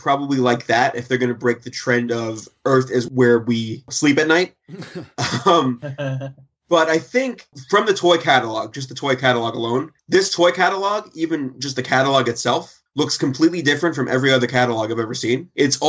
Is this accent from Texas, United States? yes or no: no; New York, United States; I'm from New York. We don't like trains.